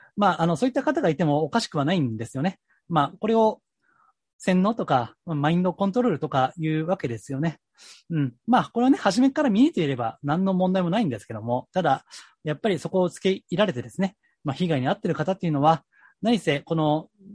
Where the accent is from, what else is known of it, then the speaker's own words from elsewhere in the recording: Kansai, Japan; 関西出身ですから